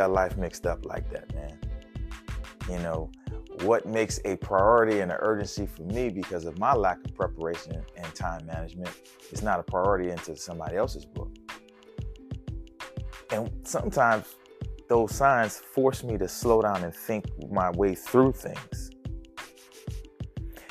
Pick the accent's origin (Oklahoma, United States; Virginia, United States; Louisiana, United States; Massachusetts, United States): Louisiana, United States; New Orleans; my hometown of New Orleans